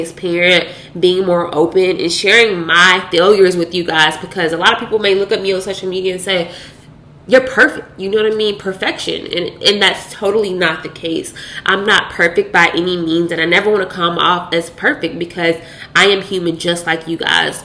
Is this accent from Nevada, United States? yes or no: no; Louisville, Kentucky, United States; now in Dallas, United States; I'm currently residing in Dallas, Texas, but I am from Louisville, Kentucky.